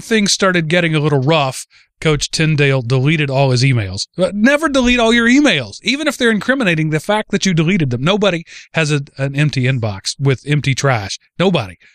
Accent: Texas, United States; the tiny rural parts of, of Texas where I'm from

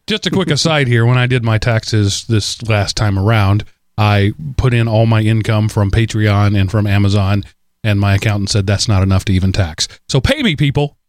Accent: United States; as an American citizen

